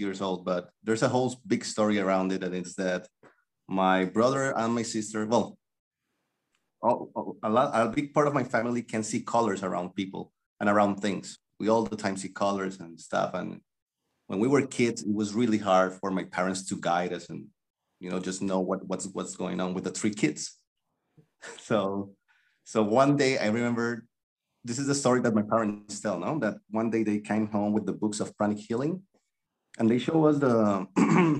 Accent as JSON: {"language": "English", "town": "Cali", "region": "Valle del Cauca", "country": "Colombia", "tie": "born or raised there", "moved": "as an adult", "lives_now": "Vietnam", "said": "I am from Cali, Colombia. Cali"}